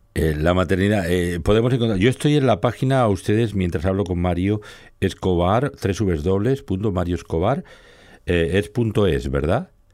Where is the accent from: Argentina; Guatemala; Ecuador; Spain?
Spain; Barcelona, Catalonia; como soy un barcelonés, bueno, yo soy un barcelonés postizo, porque mi padre era un republicano que vivía en Francia y vino aquí a recoger a mi madre a Murcia y, hicieron parada y fonda en Barcelona y nacimos casualmente y al final se quedaron